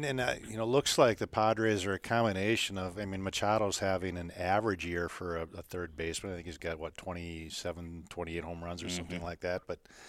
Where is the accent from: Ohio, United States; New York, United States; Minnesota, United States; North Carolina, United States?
Minnesota, United States; moved away; I grew up in Minnesota, so I'm still a Twins fan